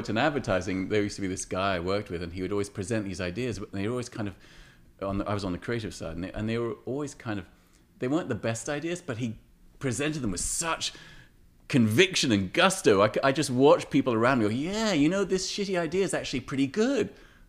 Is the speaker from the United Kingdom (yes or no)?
yes; England, United Kingdom; Whereas growing up in England in the 70s and 80s, it was a place of why